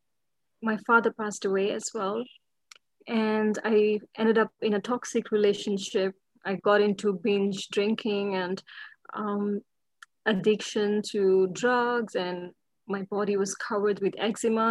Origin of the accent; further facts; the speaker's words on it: India; moved away as an adult; also born or lived in London; I come from India, actually. I'm born in India